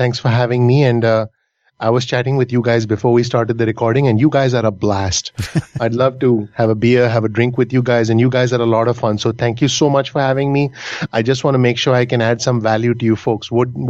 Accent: India; moved away as an adult; now in United States; only in America can a 24-year-old Indian guy come over in 2002 in a post-9/11 world.

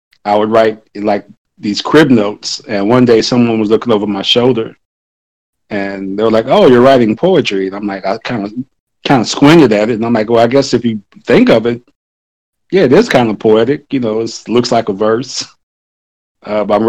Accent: United States; it's like all Americans, you know, we're raised with the same pretty much core set

